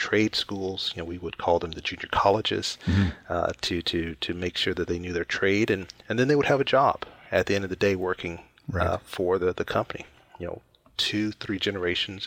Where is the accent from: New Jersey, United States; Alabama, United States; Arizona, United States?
Alabama, United States; moved away; I grew up originally in Alabama, in the southern U.S., a very small town, about 14,000 people